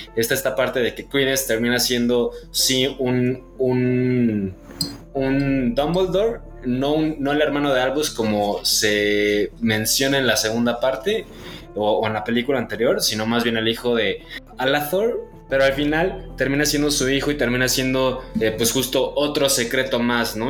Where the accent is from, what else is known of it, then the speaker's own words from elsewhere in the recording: Mexico; como mexicanos